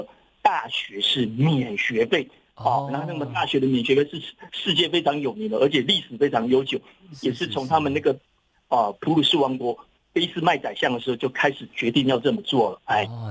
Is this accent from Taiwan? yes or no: yes; Taiwan; 根据我们台湾人很哈这个百灵油哈